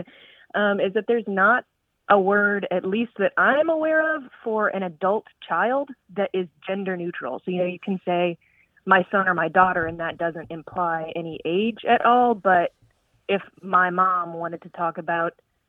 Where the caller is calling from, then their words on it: Sumter, South Carolina, United States; I'm calling from Sumter, South Carolina